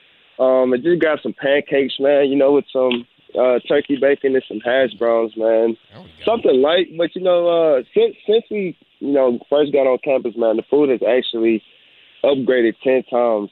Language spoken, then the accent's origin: English; Houston, Texas, United States; I'm from Houston